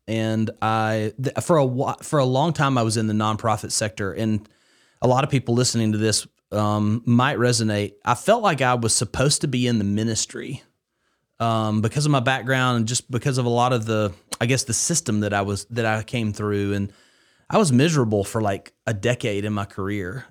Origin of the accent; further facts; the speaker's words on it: Haleyville, Alabama, United States; I grew up in Northwest Alabama, uh, in Haleyville, Alabama, specifically